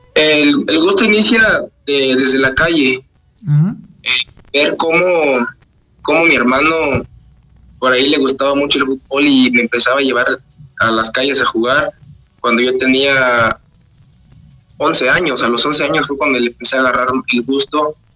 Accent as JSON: {"language": "Spanish", "region": "Oaxaca", "country": "Mexico", "said": "algo típico de donde soy yo, las Tlayudas de Oaxaca"}